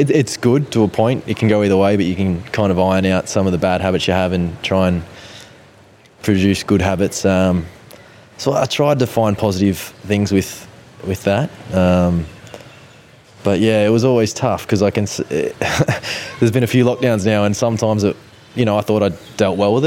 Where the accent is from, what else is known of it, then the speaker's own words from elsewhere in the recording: Central Coast, New South Wales, Australia; doing the trips up to Sydney a lot when I was younger from the Central Coast